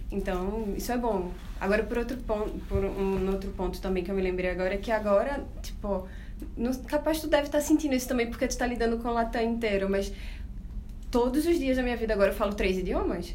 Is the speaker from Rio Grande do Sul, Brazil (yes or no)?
no; Recife, Pernambuco, Brazil; accent: nordestino; moved away as an adult; now in Buenos Aires, Argentina; eu sou recifense, vocês vão notar pelo sotaque também